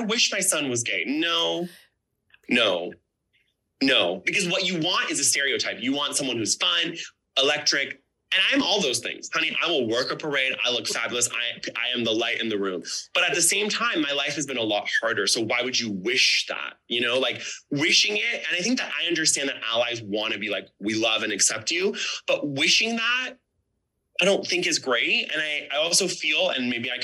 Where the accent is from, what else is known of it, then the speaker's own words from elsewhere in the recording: Orange County, California, United States; growing up in Orange County